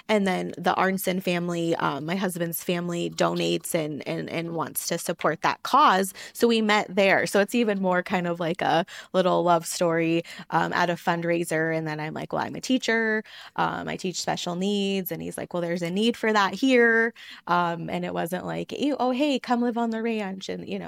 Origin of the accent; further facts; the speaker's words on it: Montana, United States; I grew up just 2 hours away from where we currently live on the ranch in Great Falls, Montana.